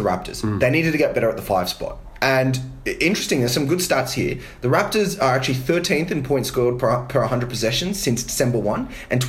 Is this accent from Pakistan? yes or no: no; Australia; as an Aussie, I'm delighted that he got traded.